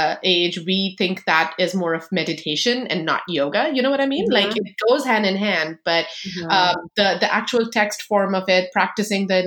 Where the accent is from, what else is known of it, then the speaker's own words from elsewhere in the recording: India; I'm an Indian